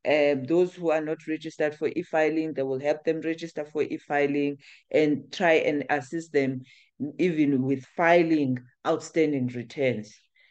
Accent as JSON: {"language": "English", "country": "South Africa", "said": "So yes, in as much as we are South African, but we do cater, we do try and assist or share our content with the Southern African entrepreneurs as well."}